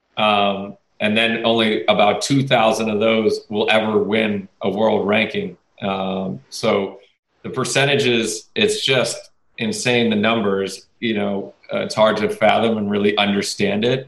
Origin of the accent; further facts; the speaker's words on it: Connecticut, United States; I went to Fairfield U because I'm from Connecticut